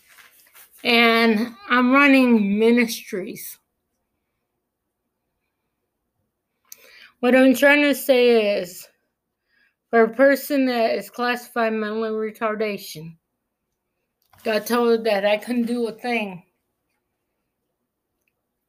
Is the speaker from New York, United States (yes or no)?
yes; Clifton Springs, New York, United States; I was born in Clifton Springs